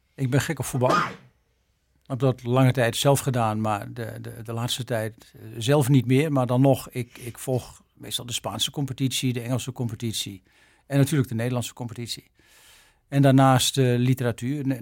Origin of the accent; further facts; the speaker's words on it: Arkel, South Holland, Netherlands; moved away as an adult; also born or lived in Leiden; now in Japan; geboren in Arkel, Zuid-Holland, 16 februari 1955